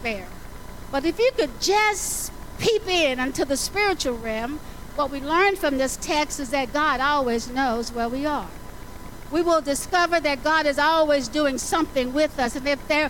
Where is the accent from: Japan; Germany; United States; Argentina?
United States; the South; I grew up in the South